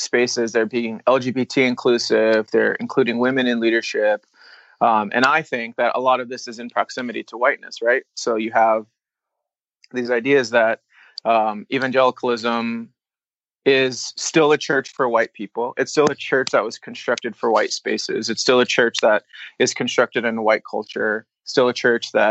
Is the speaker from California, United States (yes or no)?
no; Albuquerque, New Mexico, United States; now in Sacramento, United States; I'm from Albuquerque, New Mexico, like I mentioned in that story. And I grew up in a big Mexican family.